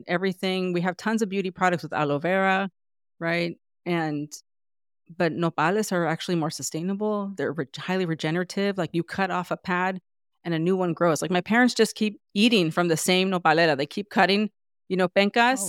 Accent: San Diego, California, United States; moved away as an adult; now in New York, United States; I felt like everyone was Mexican American growing up because I grew up in San Diego

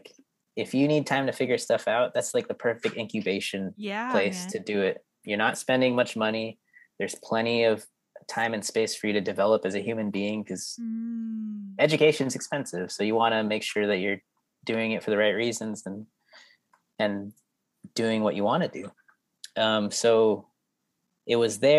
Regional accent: Norwalk, California, United States; born or raised there; also born or lived in Florida

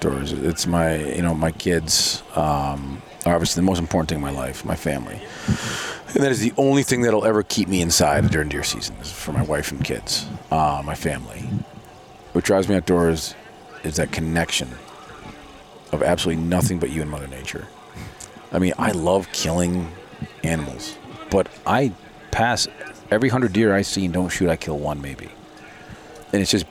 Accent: New York, United States; I'm from New York

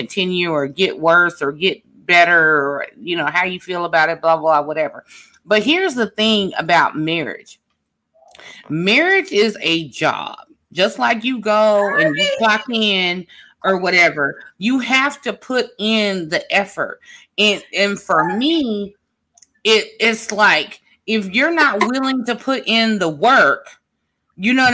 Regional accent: Midwest, United States; moved away; also born or lived in the South; I am from the Midwest and lived in the South

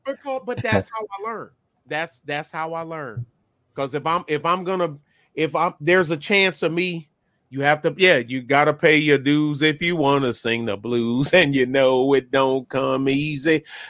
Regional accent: Detroit, Michigan, United States; also born or lived in Belgium / Korea / Germany / North Carolina; now in Texas, United States; I grew up on it. I say growing up in Detroit is a blessing and a curse

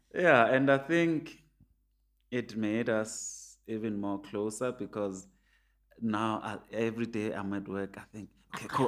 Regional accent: Soweto, Gauteng, South Africa; I grew up in Pienville, which has a golf course

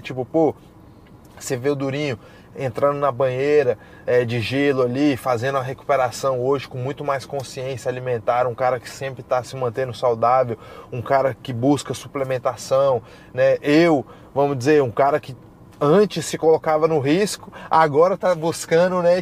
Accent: Brasília, Federal District, Brazil; now in Florida, United States; eu venho de Brasília

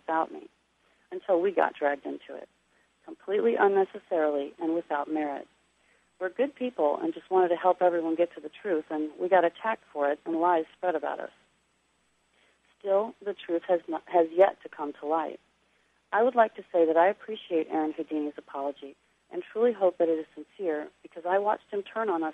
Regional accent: Missouri, United States; I'm from the Show Me State

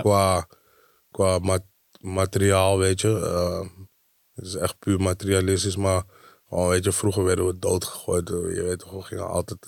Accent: Amsterdam, North Holland, Netherlands; moved away as an adult; now in Diemen, Netherlands; want ik kom uit Amsterdam

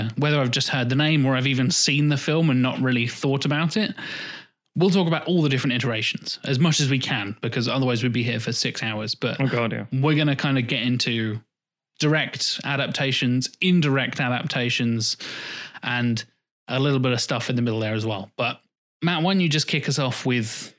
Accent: United Kingdom; our culture as British people

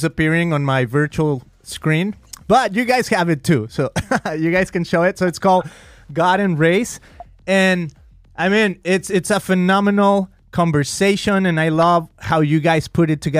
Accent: Mexico; moved away as an adult; now in United States; I'm a Mexican guy. I grew up in Mexico 24 years of my life. Then I came to the U.S.

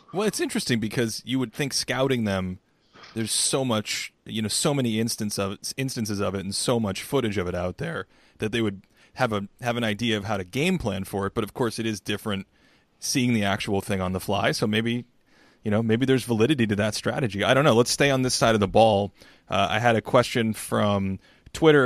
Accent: New England, United States; So I grew up in New England, and I grew up fifteen, you know, twenty minutes from Fenway Park

